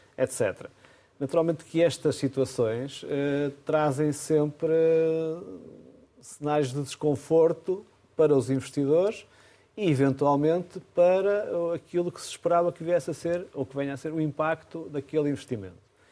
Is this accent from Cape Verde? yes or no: no; Amarante, Norte, Portugal; É a minha terra, a terra onde eu nasci